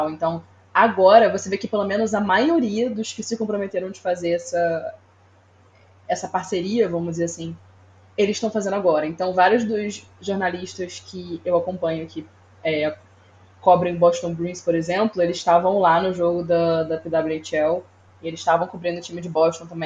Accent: Rio de Janeiro, Brazil; Sério, no Rio de Janeiro onde eu cresci.

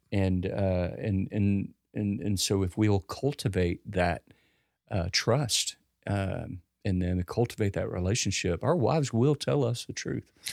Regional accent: United States; as an American

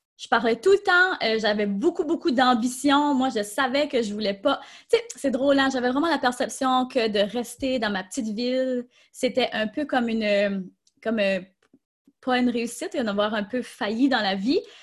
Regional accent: Tracadie, New Brunswick, Canada; je suis acadienne, je viens du Nouveau-Brunswick, donc très petite ville au Nouveau-Brunswick.

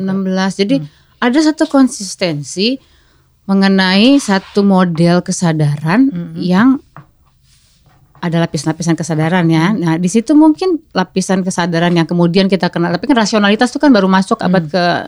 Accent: Java, Indonesia; saya kan sebagai orang Jawa tapi saya tuh agak benci dengan kejawaan sebetulnya waktu kecil

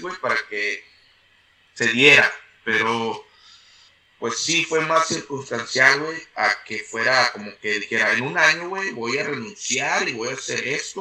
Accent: San Nicolás de los Garza, Nuevo León, Mexico; moved away as an adult; now in United States; nací en San Nicolás de los Garza el 14 de octubre del 87

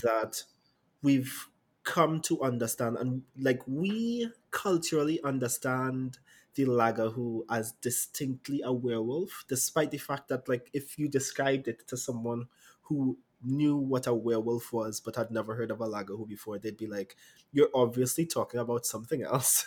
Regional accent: Trinidad & Tobago; I'm a writer, poet, and performer from the lovely Twin Island state of Trinidad

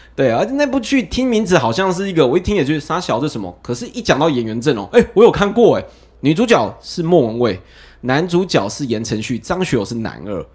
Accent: Taiwan; 我们台湾第一部偶像剧出来了

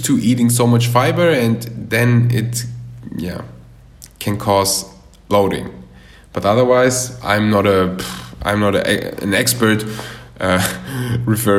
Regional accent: Germany; moved away as an adult; now in Bali, Indonesia; I was born and raised in Germany, but my parents are from Russia, and then they moved to Uzbekistan

